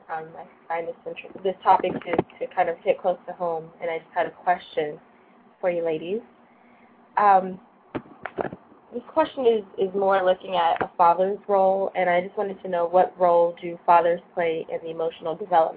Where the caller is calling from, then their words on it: Boston, Massachusetts, United States; I'm calling from Boston, Massachusetts.